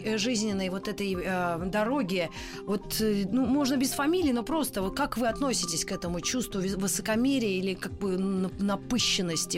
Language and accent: Russian; Moscow, Russia; accent: Ukrainian; also born or lived in Donetsk; Родилась в Москве, родители москвичи.